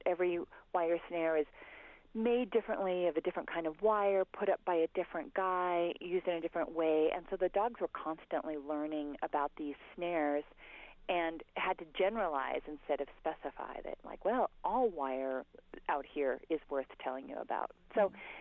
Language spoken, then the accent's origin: English; Montana, United States; I grew up in Montana